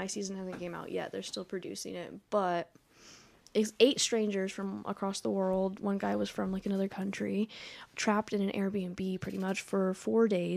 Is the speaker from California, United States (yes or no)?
yes; Burbank, California, United States; born or raised there; moved away